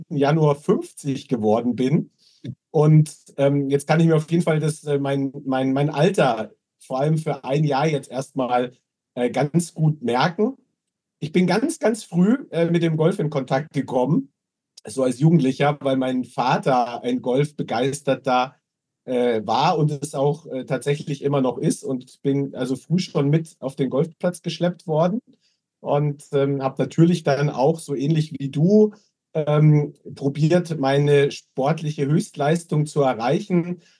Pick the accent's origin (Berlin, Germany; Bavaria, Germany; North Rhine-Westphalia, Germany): Bavaria, Germany; Munich; Also ich bin tatsächlich geborener Münchner, waschechter Münchner, obwohl ich jetzt so von meinem Dialekt her eher das Hochdeutsch pflege